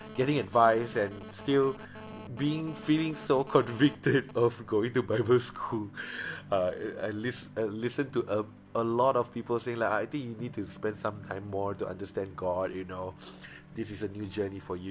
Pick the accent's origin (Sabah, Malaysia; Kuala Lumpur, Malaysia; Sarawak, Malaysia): Sarawak, Malaysia; Miri; moved away; before i went back to miri before i go back to my own my hometown